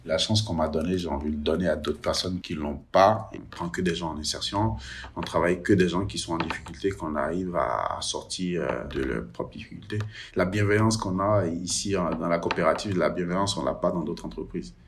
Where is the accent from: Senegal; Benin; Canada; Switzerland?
Benin; moved away as an adult; now in France; Je viens du Bénin, je suis arrivé du Bénin en 2014